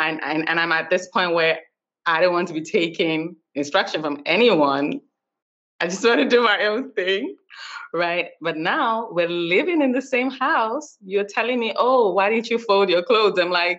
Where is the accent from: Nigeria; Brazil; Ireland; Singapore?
Nigeria; moved away as an adult; now in United States; I was born and raised in Nigeria.